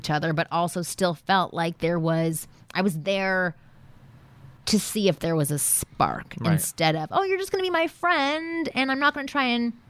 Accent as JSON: {"language": "English", "country": "Canada", "moved": "as an adult", "lives_now": "Los Angeles, United States", "said": "I was from Canada. I had just moved here"}